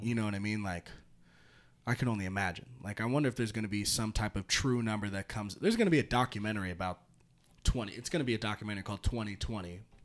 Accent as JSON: {"language": "English", "town": "Santa Rosa", "region": "California", "country": "United States", "moved": "yes", "said": "I'm from Northern California"}